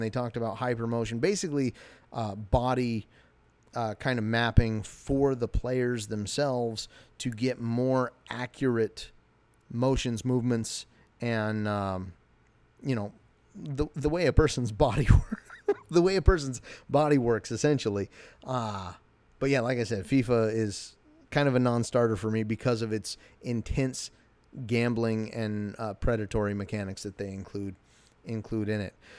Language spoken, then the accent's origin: English; United States; I'm an American.